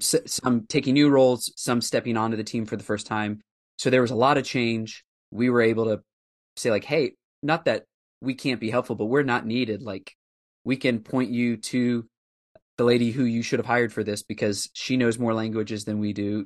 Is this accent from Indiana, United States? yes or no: yes; Indianapolis, Indiana, United States; moved away as an adult; also born or lived in Southwest Ohio / West Africa; now in Nashville, United States; we moved there from Southwest Ohio when I was four, and all of my formative years becoming a follower of Christ, called a ministry, and my early years of being involved in pastoral ministry were there in downtown Indianapolis